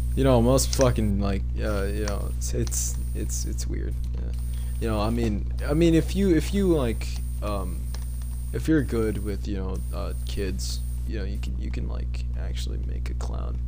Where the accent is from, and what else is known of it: Texas, United States; born or raised there